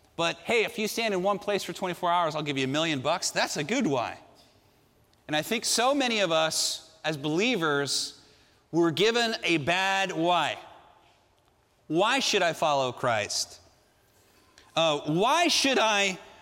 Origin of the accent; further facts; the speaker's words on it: Southern California, United States; I grew up here in Southern California.